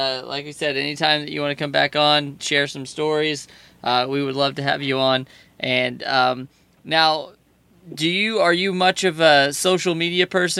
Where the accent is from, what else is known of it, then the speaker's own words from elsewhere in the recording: Indiana, United States; now in Connecticut, United States; I'm originally from Indiana. Now I'm in Connecticut.